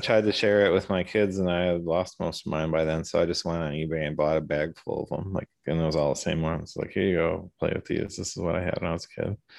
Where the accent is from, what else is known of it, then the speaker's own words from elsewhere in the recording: Milwaukee, Wisconsin, United States; most of my life I was on the east side of Milwaukee.